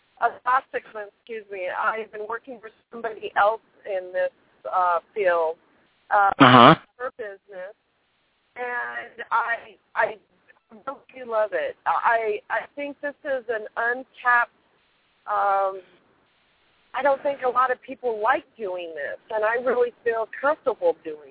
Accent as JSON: {"language": "English", "region": "California", "country": "United States", "said": "I'm from California."}